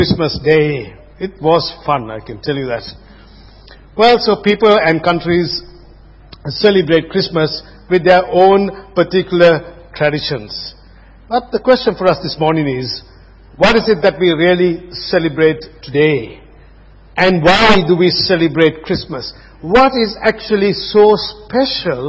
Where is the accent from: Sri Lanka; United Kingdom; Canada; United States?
Sri Lanka; moved away; I was growing up in Sri Lanka